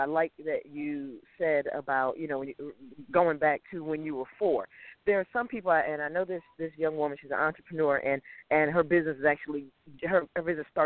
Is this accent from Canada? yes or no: no; Connecticut, United States; I'm from Connecticut, not from Boston